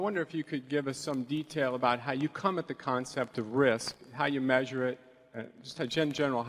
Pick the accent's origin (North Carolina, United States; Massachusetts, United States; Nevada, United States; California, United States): California, United States; Los Angeles; from Los Angeles.